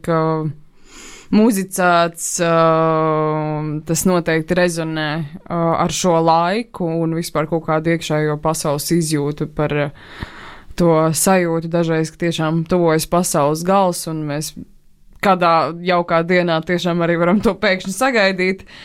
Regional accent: Alūksne, Alūksne Municipality, Latvia; es pati nāku no Lūksnes

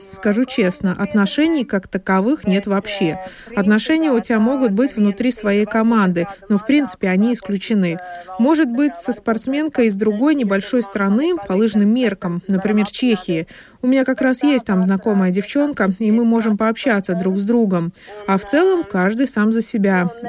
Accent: Latvia; Особенность заключается в том, что я родом из Латвии, которую нельзя назвать особо лыжной державой.

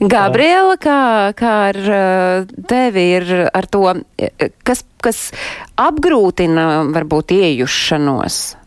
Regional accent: Latvia; mēs paši latvieši

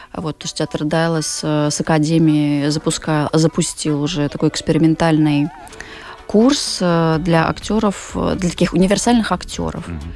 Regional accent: Moscow, Russia; moved away as an adult; я там 20 лет жила и работала в Москве, я вообще москвичка

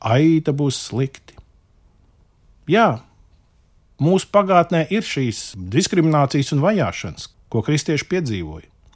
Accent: Latvia

